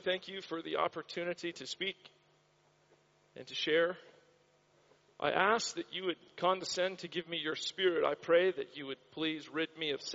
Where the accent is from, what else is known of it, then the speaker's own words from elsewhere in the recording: Florida, United States; now in Australia; I grew up in the state of Florida in the United States